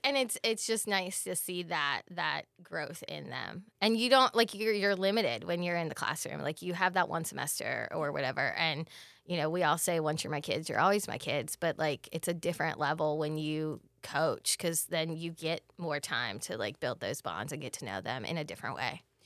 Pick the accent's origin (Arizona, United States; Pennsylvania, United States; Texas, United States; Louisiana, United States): Pennsylvania, United States; moved away; I'm from the Pennsylvania area